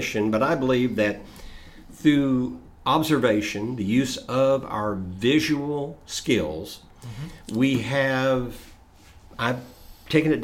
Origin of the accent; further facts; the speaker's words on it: Chattanooga, Tennessee, United States; I grew up in Southeast Tennessee in Chattanooga